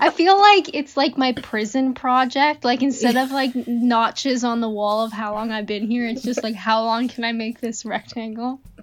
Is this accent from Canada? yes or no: yes; Canada; I'm Canadian